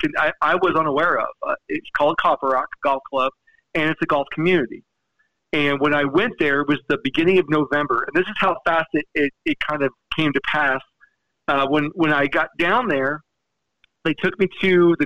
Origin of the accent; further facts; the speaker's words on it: Fort Lauderdale, Florida, United States; moved away as an adult; now in Utah, United States; when I moved here from South Florida. And growing up, I lived in the mecca of golf. I lived in Fort Lauderdale